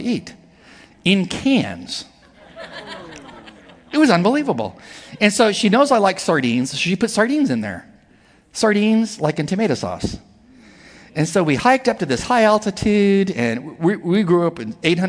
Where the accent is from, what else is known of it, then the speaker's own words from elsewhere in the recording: near Palm Springs, Southern California, United States; I was in Southern California, in the desert where I was raised, near Palm Springs.